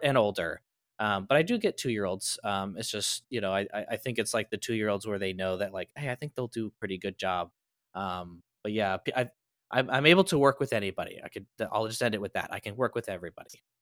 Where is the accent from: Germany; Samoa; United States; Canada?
United States; Midwest; moved away as an adult; now in California, United States; I grew up in the Midwest